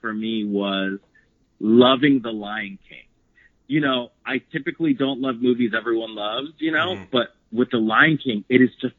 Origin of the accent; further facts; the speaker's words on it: Palmira, Valle del Cauca, Colombia; I'm from Palmira, but Cali's like the closest city from where I live.